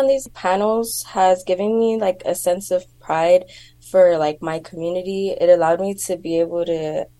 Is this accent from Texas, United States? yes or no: yes; Rio Grande Valley, Texas, United States; moved away as an adult; now in Austin, United States; where are you from? And I'm like, oh, the Valley. They're like, where's that?